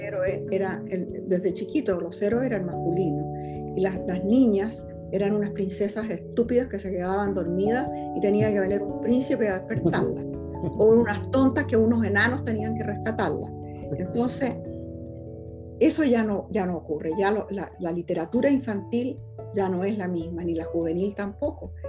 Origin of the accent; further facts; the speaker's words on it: Chile; moved away as an adult; now in California, United States; soy profundamente chilena